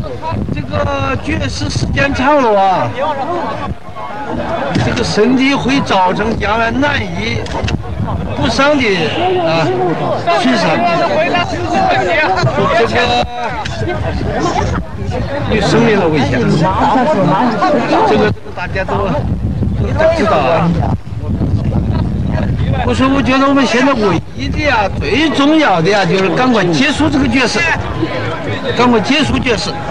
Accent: Taiwan; 按这个，我给同学们讲几句话。我们来自台湾了啊。

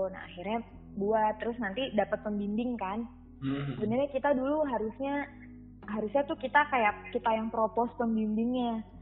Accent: Bogor, West Java, Indonesia; now in Solo, Indonesia; mungkin kan aku dari Bogor dulu ya

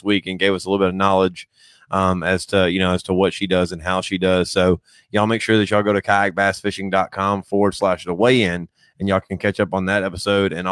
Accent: Ozark, Alabama, United States; Ozark, Alabama. Shout out. That's my hometown where I was born and raised

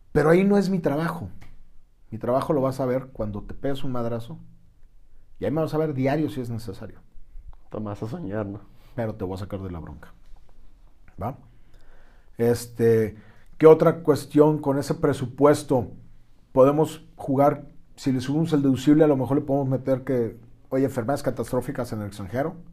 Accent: Mexico

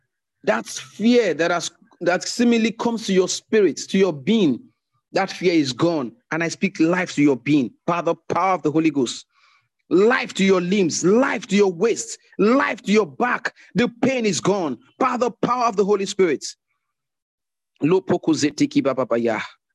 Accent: Zambia; from Zambia. It's my first time joining this meeting and I'm grateful.

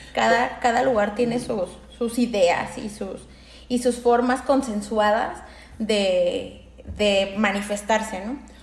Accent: Aguascalientes, Mexico; moved away as an adult; en mi pueblo, soy de Aguascalientes

